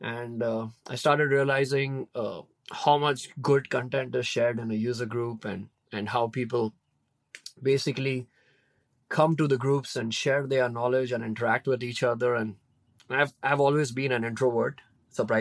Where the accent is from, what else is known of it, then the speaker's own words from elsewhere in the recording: Mumbai, Maharashtra, India; moved away as an adult; now in United States; I'm born and brought up in India. I spent like 25 years of my life there.